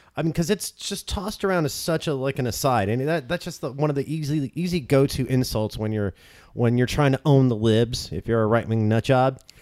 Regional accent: Orange County, California, United States; grew up in Orange County

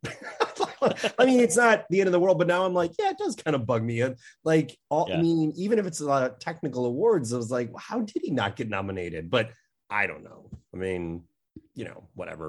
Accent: Chicago, Illinois, United States; I'm from Chicago

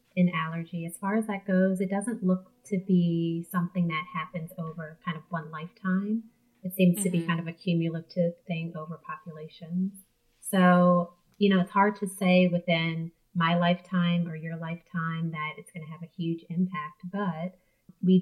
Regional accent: New Orleans, Louisiana, United States; moved away as an adult; also born or lived in Arkansas; I am from New Orleans, Louisiana, and I'm the youngest of five girls there. I, went to high school there and then left for college, returned for medical school

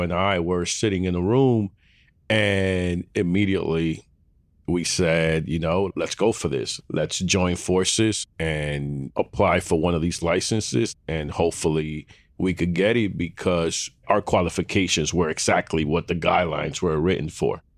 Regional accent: New York City, New York, United States; born and raised in Harlem

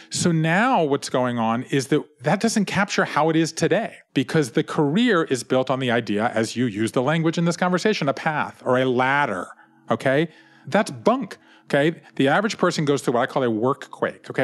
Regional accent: Savannah, Georgia, United States; I grew up in Savannah, Georgia, in a family business

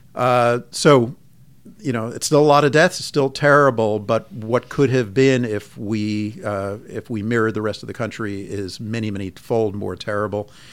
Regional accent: Long Island, New York, United States; moved away as an adult; also born or lived in Philadelphia; now in San Francisco, United States; I grew up in Long Island and went to college and med school in Philadelphia at Penn

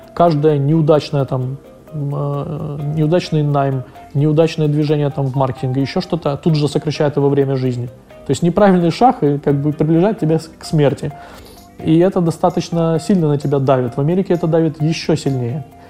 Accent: Ukraine; мы из Украины

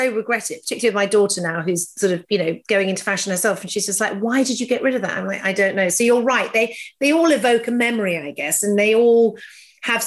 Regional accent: England, United Kingdom; being very English

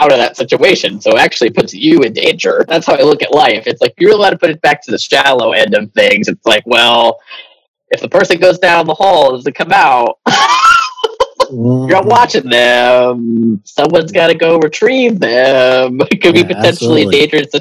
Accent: New England, United States; I'm from New England

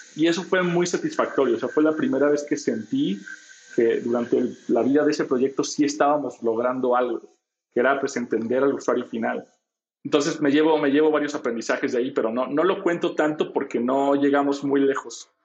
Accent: Guadalajara, Jalisco, Mexico; Yo soy de Guadalajara

